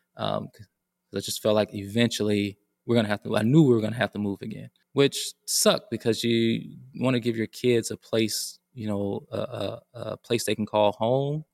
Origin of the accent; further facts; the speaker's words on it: Decatur, Georgia, United States; moved away as an adult; also born or lived in North Carolina; I grew up in Decatur, Georgia